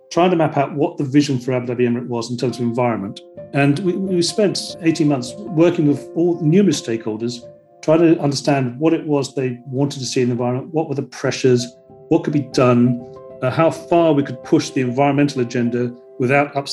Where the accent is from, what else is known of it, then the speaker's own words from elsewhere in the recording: Iran; born there; I was born in Iran, and my grandfather was out here as an ambassador general in Yemen